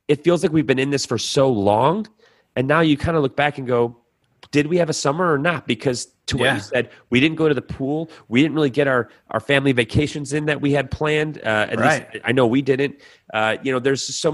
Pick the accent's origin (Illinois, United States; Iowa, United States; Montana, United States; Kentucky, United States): Illinois, United States; Chicago; I grew up in the Chicagoland.